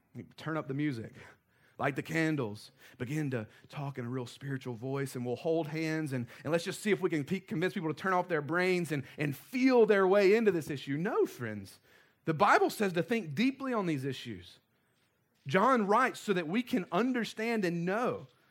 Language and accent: English; the South, United States; we were raised in the South